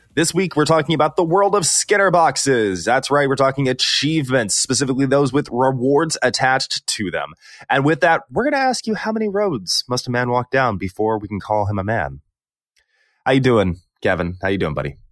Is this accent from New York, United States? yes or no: no; Texas, United States; I'm from Texas